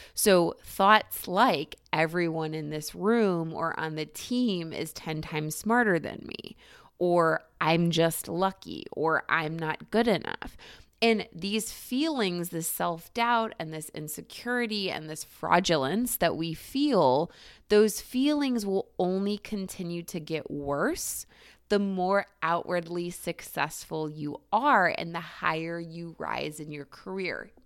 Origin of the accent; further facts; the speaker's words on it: Cleveland, Ohio, United States; Cleveland, Ohio, my hometown